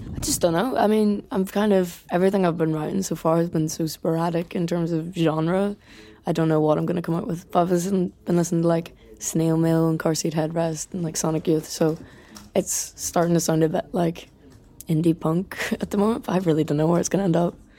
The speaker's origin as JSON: {"language": "English", "country": "Ireland", "said": "as Irish people are very good at, like, slagging you and bringing you back down to earth"}